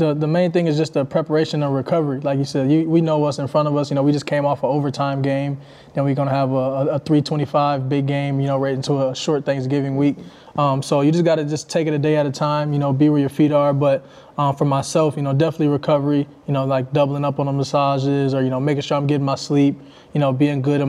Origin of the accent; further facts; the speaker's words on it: Michigan, United States; I'm from Michigan